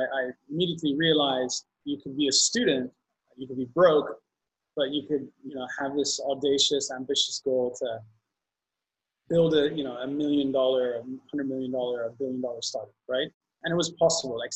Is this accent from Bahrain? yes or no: yes; Bahrain; moved away as an adult; also born or lived in San Francisco; So originally from the Middle East, born and raised in Bahrain.